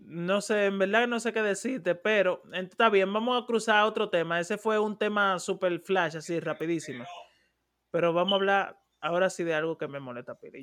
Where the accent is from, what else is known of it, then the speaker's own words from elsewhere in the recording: Dominican Republic; moved away; yo soy dominicano